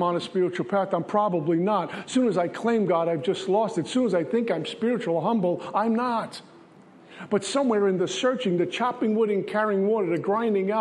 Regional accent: New York City, New York, United States; growing up in Brooklyn

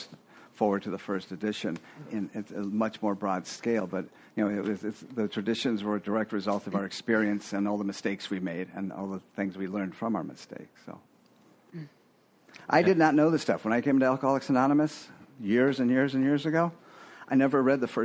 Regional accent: Fort Lauderdale, Florida, United States; I grew up in Fort Lauderdale, 85

